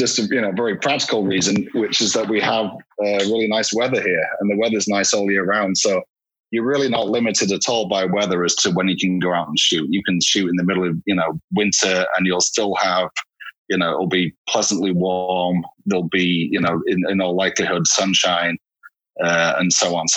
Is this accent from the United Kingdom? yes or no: yes; Hull, Yorkshire and the Humber, United Kingdom; accent: Northern; now in Los Angeles, United States; I'm from Hull originally in Yorkshire